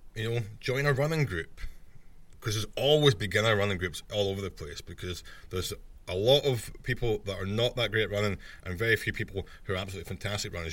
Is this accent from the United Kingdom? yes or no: yes; Scotland, United Kingdom; I'm Scottish